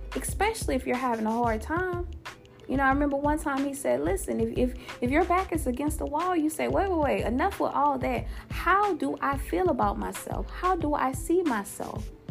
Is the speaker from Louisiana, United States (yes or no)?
yes; Louisiana, United States; my home state, of Louisiana